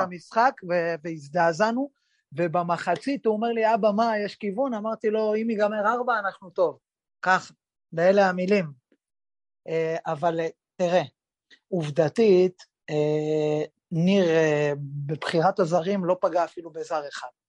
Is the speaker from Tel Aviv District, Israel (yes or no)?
no; Kiryat Yam, Haifa District, Israel; כשאני בגיל 15 אה, עברתי, ההורים שלי עברו דירה לקריית חיים, ועברנו לקריית חיים מקריית ים